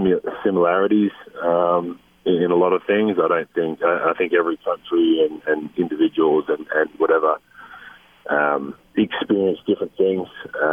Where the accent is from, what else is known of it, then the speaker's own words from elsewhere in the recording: Australia; now in United States; still learning things that I should know, really, as an Australian. Like I said, America is a bit different, not coming from here